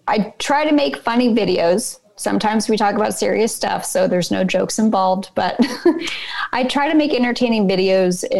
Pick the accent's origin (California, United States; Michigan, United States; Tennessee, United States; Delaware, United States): California, United States; I grew up in California under the threat of a big earthquake all the time